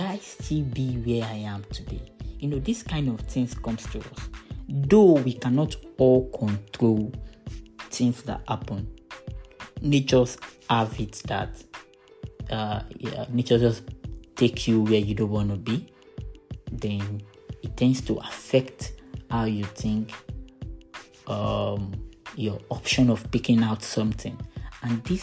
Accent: Ogun State, Nigeria; I'm from Nigeria. Ogun State is my state of origin. I schooled in Ogun State.

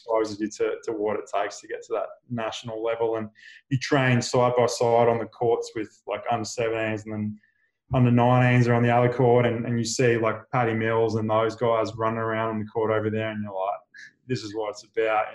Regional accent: Queensland, Australia; Growing up in Queensland, you have this state of origin pride of representing Queensland

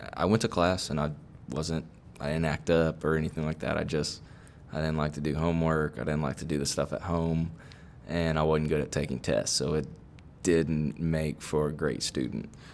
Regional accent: Sugar Land, Texas, United States; I've actually was born and raised in Sugarland.

